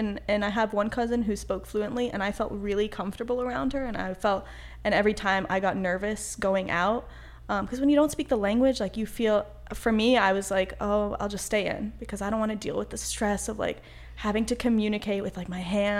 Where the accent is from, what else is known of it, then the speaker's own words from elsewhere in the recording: Chapel Hill, North Carolina, United States; like this is where I'm literally from, like I'm not from Chapel Hill really.